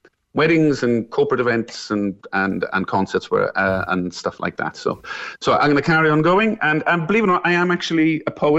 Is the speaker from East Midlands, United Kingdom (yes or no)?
no; Merthyr Tydfil, Wales, United Kingdom; I'm from the South Wales Valleys, a place called Merthyr Tydfil, the head of the valleys